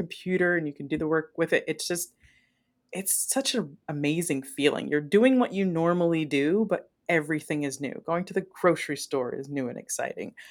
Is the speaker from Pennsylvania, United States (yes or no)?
no; Ohio, United States; moved away; also born or lived in Las Vegas, Nevada; I'm from Ohio originally